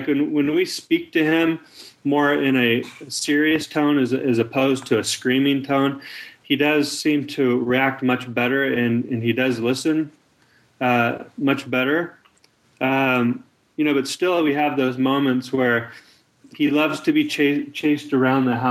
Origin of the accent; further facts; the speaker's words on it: United States; I was born in America